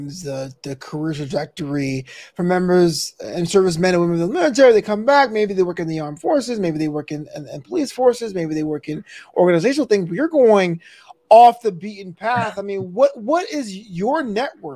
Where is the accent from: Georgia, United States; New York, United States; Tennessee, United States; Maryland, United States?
New York, United States; New York City; I came from Brooklyn, New York